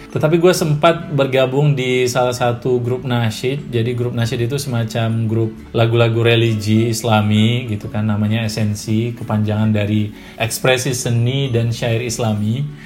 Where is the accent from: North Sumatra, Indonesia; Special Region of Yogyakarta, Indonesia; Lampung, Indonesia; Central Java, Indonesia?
North Sumatra, Indonesia; Medan; yang saya gue juga orang Medan gitu kan